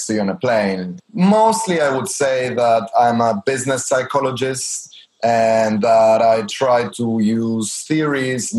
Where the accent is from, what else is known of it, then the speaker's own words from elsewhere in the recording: Argentina; I'm from Argentina